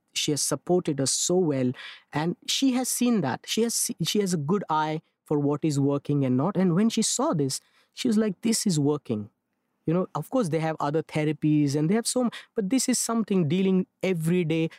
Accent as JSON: {"language": "English", "town": "Mumbai", "region": "Maharashtra", "country": "India", "tie": "born or raised there", "said": "I'm born and raised in Mumbai"}